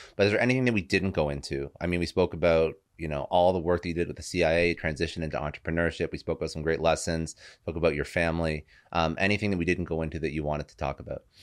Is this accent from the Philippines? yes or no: no; Toronto, Ontario, Canada; now in South Florida, United States; I was originally from Toronto, moved down to South Florida